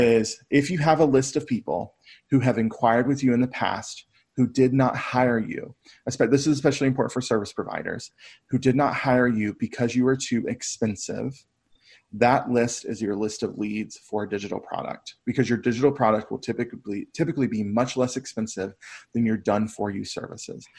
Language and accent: English; Brevard, North Carolina, United States; my hometown of Brevard